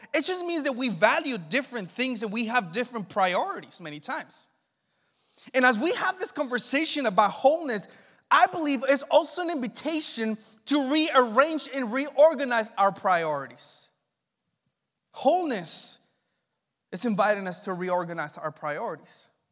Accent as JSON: {"language": "English", "country": "Mexico", "tie": "born or raised there", "also_born_or_lived": "Los Angeles, United States", "moved": "yes", "lives_now": "Northern California, United States", "said": "Growing up in Mexico"}